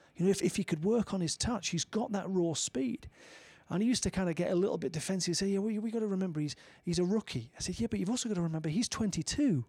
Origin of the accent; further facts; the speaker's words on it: United Kingdom; As a British citizen